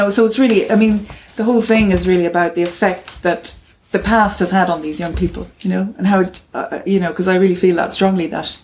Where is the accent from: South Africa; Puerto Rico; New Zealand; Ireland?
Ireland; Cavan, Ulster; moved away as an adult; also born or lived in London; where I grew up in Cavan, there was an orphanage